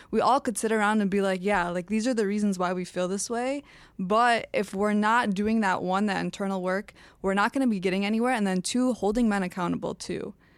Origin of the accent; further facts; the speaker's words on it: Dearborn, Michigan, United States; born and raised in Dearborn.